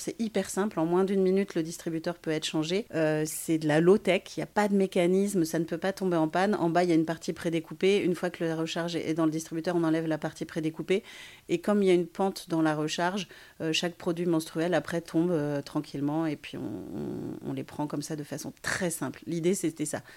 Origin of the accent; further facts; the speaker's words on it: Brittany, France; je suis une petite bretonne